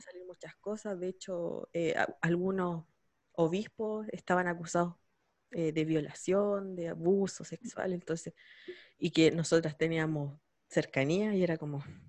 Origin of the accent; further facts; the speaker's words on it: San Javier, Maule, Chile; yo soy de San Javier